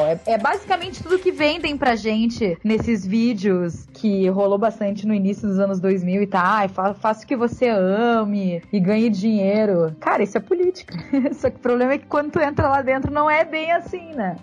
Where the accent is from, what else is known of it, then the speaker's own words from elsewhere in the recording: Porto Alegre, Rio Grande do Sul, Brazil; moved away as an adult; now in São Paulo, Brazil; Sou de Porto Alegre, mas já faz cinco anos que eu moro aqui em São Paulo